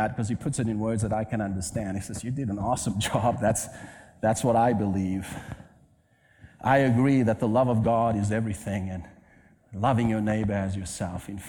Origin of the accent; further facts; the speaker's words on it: Cape Town, Western Cape, South Africa; moved away; I'm from Cape Town, South Africa